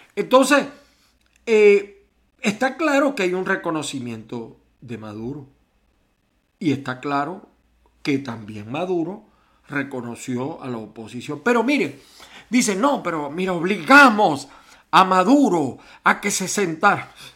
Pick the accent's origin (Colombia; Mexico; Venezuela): Venezuela; moved away as an adult; yo mismo me fui de Venezuela